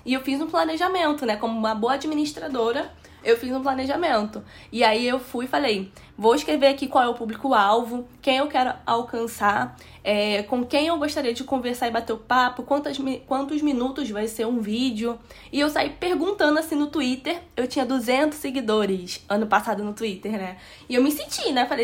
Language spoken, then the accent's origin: Portuguese; Nova Iguaçu, Rio de Janeiro, Brazil; Eu sou de Nova Iguaçu, na Baixada Fluminense, no estado do Rio de Janeiro, e sou formando em administração